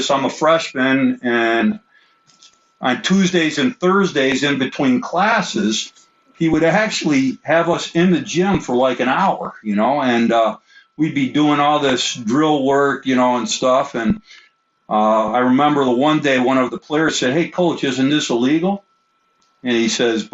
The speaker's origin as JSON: {"language": "English", "town": "Olean", "region": "New York", "country": "United States", "tie": "born or raised there", "said": "I grew up in Olean and I played at Olean"}